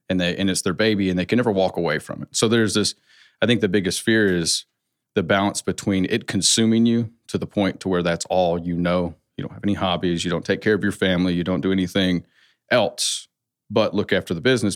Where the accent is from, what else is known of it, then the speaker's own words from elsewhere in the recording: West Coast, United States; I come from a Southern family, but I grew up on the West Coast